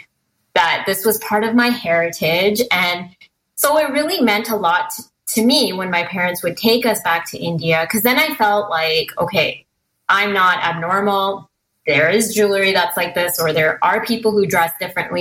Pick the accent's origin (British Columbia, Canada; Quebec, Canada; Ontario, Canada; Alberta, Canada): British Columbia, Canada; Merritt; I grew up in a very small town called Merritt, BC